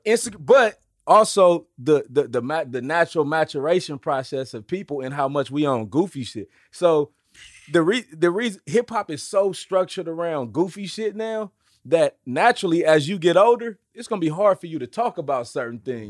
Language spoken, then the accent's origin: English; Oakland, California, United States; I grew up in Oakland